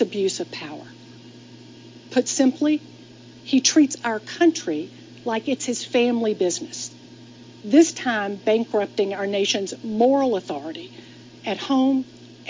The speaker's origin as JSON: {"language": "English", "town": "Atlanta", "region": "Georgia", "country": "United States", "tie": "born or raised there", "said": "I'm here in my hometown of Atlanta"}